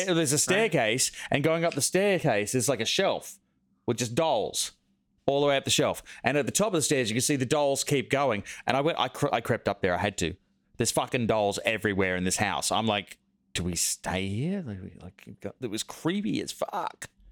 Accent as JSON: {"language": "English", "area": "semi outback Australia, six hours out of Sydney", "region": "New South Wales", "country": "Australia", "tie": "born or raised there", "moved": "yes", "said": "I grew up in like semi outback Australia, like out in the bush, six hours out of Sydney"}